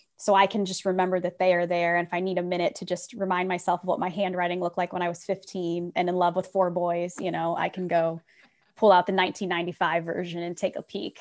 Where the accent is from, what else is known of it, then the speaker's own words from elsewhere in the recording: Republic, Ohio, United States; I grew up in Republic, Ohio, population six hundred